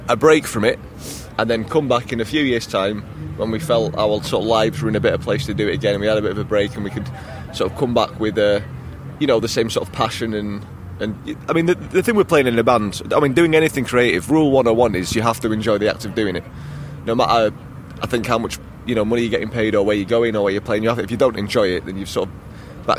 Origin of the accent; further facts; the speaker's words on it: Yorkshire and the Humber, United Kingdom; I'm the only true Yorkshireman in my family